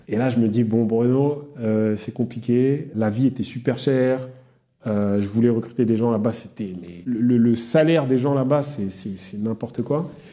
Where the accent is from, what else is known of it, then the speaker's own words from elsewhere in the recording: Yvelines, near Mantes-la-Jolie, Île-de-France, France; je viens des, Yvelines, dans le, 78, près de Mantes-la-Jolie.